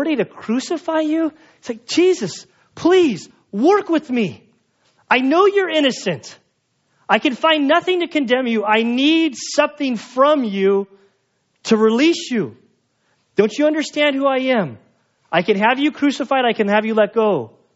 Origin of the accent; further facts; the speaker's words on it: United States; I'm an American